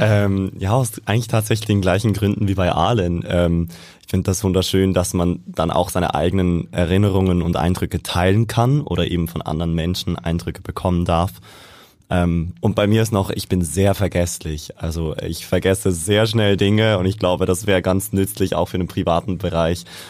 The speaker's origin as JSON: {"language": "German", "country": "Switzerland", "tie": "born or raised there", "also_born_or_lived": "Vienna, Austria", "moved": "as an adult", "lives_now": "Hamburg, Germany", "said": "ursprünglich bin ich aus der Schweiz. Also ich bin in der mhm. Schweiz aufgewachsen, ähm, zur Schule gegangen und dann fürs Studium"}